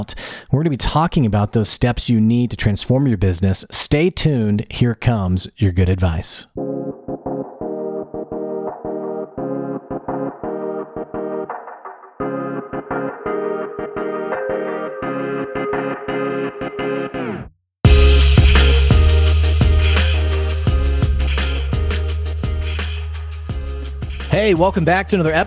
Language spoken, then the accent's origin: English; Houston, Texas, United States; moved away; I'm from Houston. I'm not living there anymore